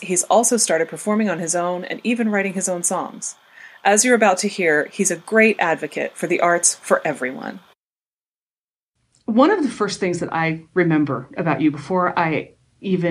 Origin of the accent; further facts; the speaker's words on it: York, Pennsylvania, United States; when I was growing up in York, Pennsylvania